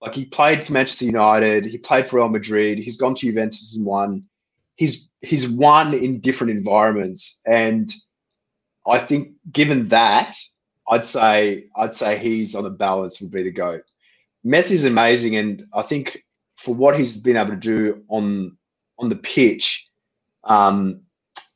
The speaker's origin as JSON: {"language": "English", "country": "Australia"}